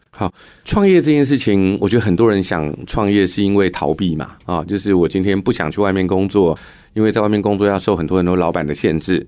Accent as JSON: {"language": "Chinese", "area": "rural Dongshi", "region": "Taichung", "country": "Taiwan", "tie": "born or raised there", "moved": "yes", "lives_now": "Taipei, Taiwan", "said": "我们在台中东市的乡下长大， 然后后来搬来台北做公共建设"}